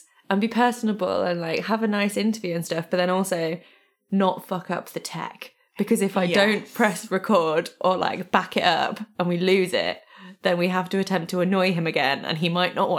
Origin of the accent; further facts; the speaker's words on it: East Midlands, United Kingdom; accent: Hope Valley; Yeah, I feel like my accent is maybe, it's a very specific little pocket of like, it's like right between like the edge of Derbyshire and the edge of Yorkshire.